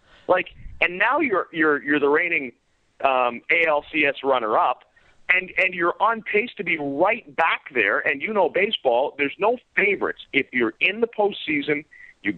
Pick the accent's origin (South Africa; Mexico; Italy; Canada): Canada; the West, Western Canada; now in Toronto, Canada; I grew up in the West